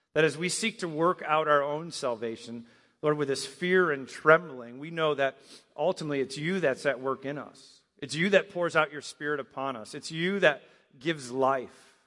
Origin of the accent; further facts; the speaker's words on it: Michigan, United States; moved away; I grew up in Michigan